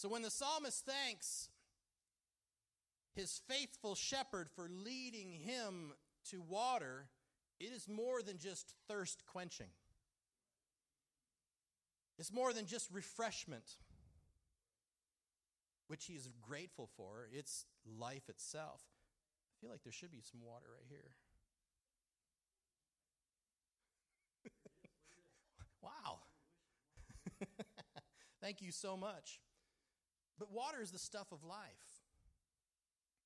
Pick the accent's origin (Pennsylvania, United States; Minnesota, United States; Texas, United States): Minnesota, United States; Duluth; I grew up in Duluth, Minnesota, which is on Lake Superior